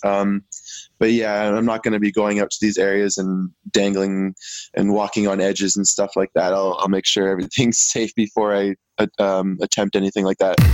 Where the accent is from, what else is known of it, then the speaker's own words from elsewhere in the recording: Vancouver Island, British Columbia, Canada; I'm from Vancouver Island and on in British Columbia